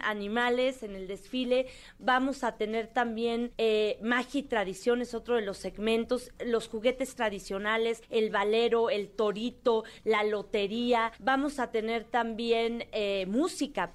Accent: Mexico City, Mexico; soy chilanga

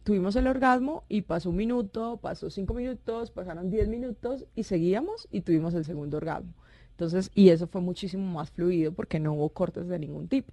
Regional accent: Cúcuta, Norte de Santander, Colombia; soy cucuteña, soy calentana

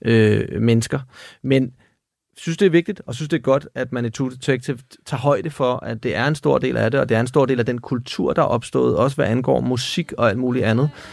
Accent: Denmark; her hjemme i Danmark

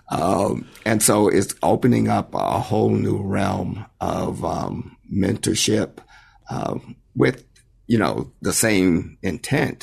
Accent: White Plains, New York, United States; moved away as an adult; also born or lived in San Jose, California; born and raised in White Plains, New York

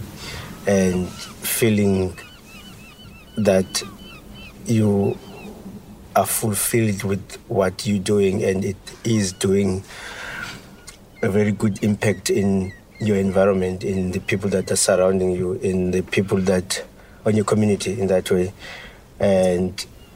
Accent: Eastern Cape, South Africa; all from the Eastern Cape, young, black

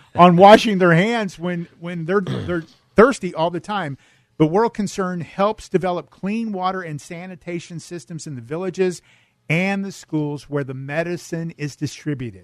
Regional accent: El Cajon, California, United States; moved away; I grew up in El Cajon, down in San Diego County

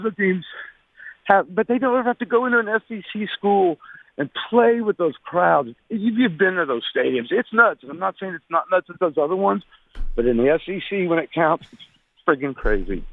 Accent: Anchorage, Alaska, United States; also born or lived in Marietta, Georgia / Nashville, Tennessee / Georgia; raised here since I was four

